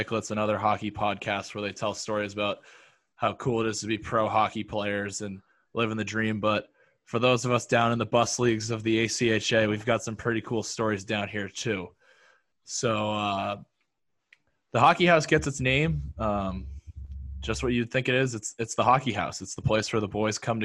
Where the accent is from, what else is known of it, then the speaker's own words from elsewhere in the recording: North Conway, New Hampshire, United States; moved away as an adult; now in Syracuse, United States; I'm from Northern New Hampshire, North Conway, for those of you who know it, and played 4 years of high school hockey